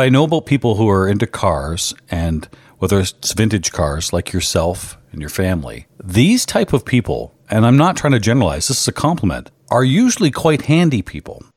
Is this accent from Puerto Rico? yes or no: no; Canada; I'm a Canadian.